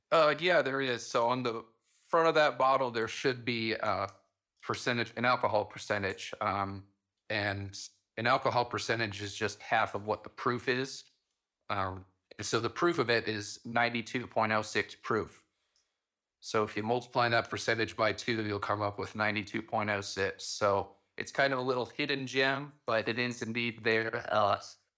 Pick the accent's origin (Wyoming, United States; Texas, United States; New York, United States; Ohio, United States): Wyoming, United States; Pine Bluffs; it's located in my hometown